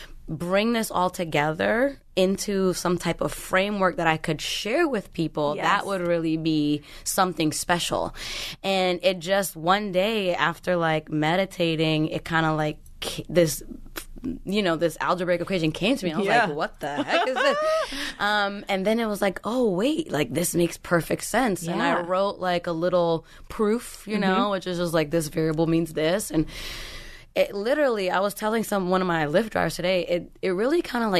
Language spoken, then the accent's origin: English; Brooklyn, New York, United States; I grew up in Brooklyn in the projects, you know what I mean? Moving around a lot.